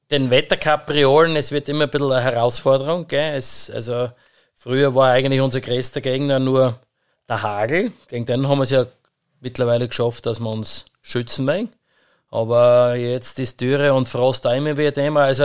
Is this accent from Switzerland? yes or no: no; Styria, Austria; Und vor allem da ist mehr gesegnet bei uns in der Oststeiermark generell oder in der Steiermark.